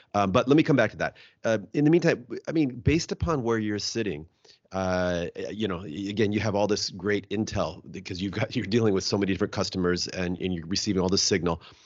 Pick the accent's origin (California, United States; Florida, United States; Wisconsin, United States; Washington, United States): Washington, United States; Seattle; I'm from the Se-, uh, Seattle area